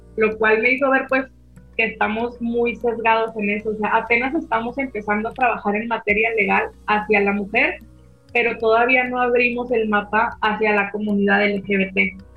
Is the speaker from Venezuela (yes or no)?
no; Mexico; acá en México